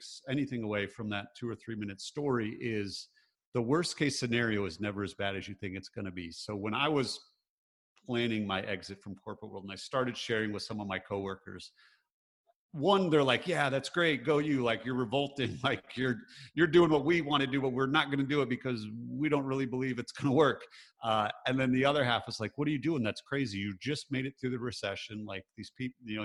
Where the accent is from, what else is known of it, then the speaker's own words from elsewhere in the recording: Michigan, United States; growing up, I grew up in Michigan. So grew up in the Midwest, pretty blue collar